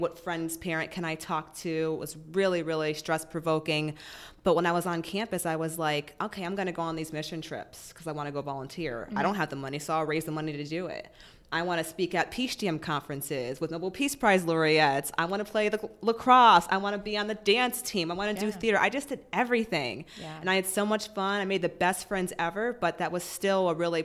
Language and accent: English; Massachusetts, United States; moved away; I'm originally from Massachusetts